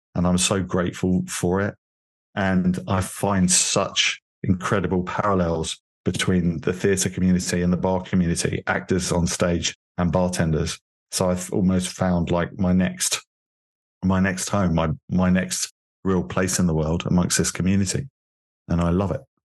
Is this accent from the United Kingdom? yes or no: yes; London, United Kingdom; moved away as an adult; now in Miami, United States; I'm originally from London, from England